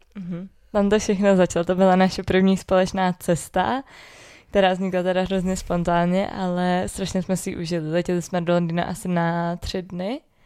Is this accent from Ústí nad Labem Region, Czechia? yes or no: no; Orlické hory, Hradec Králové Region, Czechia; also born or lived in Prague; i když jsme jakoby tady z Orlických hor oba dva